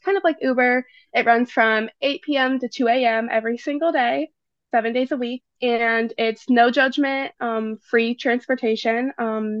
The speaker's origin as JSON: {"language": "English", "town": "St. Louis", "region": "Missouri", "country": "United States", "moved": "as an adult", "lives_now": "East Lansing, United States", "said": "I'm originally from St. Louis, Missouri, out-of-state student"}